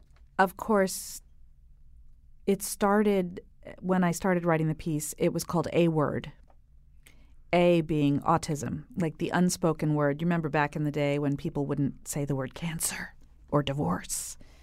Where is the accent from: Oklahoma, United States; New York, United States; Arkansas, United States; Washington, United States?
New York, United States; We grew up in New York. The boys lived there till they were five.